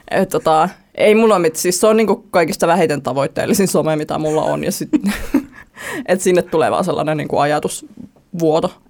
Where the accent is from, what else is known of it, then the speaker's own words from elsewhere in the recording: Joroinen, North Savo, Finland; now in Helsinki, Finland; Viiden tuhannen ihmisen kylästä olen kotoisin. Joroinen. Joo. Small town girl.